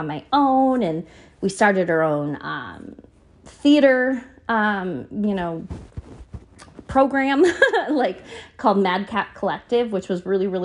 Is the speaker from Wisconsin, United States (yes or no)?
no; Buffalo, New York, United States; moved away as an adult; now in New York, United States; It was a school about 45 minutes south of where I grew up in Buffalo